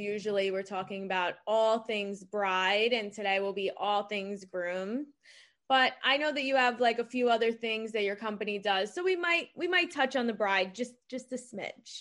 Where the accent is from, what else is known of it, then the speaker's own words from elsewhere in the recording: Long Island, New York, United States; I'm from Long Island